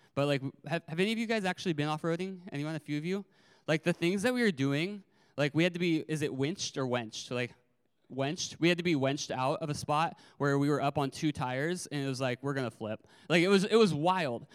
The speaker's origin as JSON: {"language": "English", "region": "California", "country": "United States", "tie": "born or raised there", "also_born_or_lived": "Arizona", "said": "I moved schools from Arizona to California in the middle of fourth grade"}